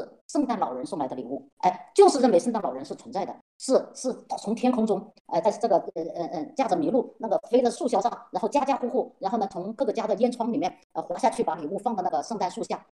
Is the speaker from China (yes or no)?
yes; China; 所以呢，在这是我很奇怪的，因为我我我是中国来的嘛，所以我一看到那些礼物，我就我就心想，哎，这个礼物不就是买的吗？